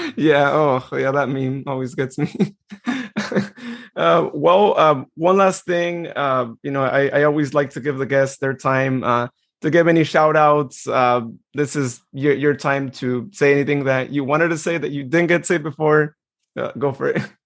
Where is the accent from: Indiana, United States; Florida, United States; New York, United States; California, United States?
California, United States; Turlock; here in my hometown